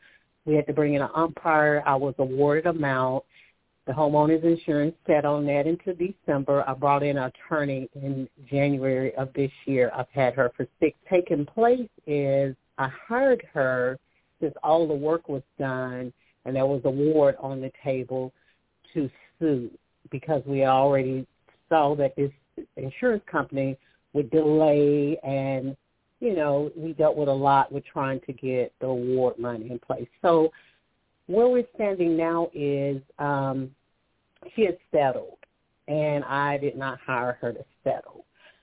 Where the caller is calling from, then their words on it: Alabama, United States; Hi, Toni. And … from Alabama.